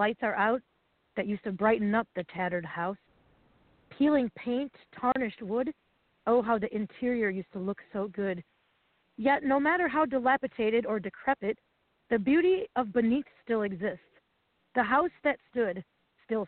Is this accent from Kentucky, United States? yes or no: no; Wisconsin, United States; now in Ohio, United States; I grew up in Wisconsin on 60 acres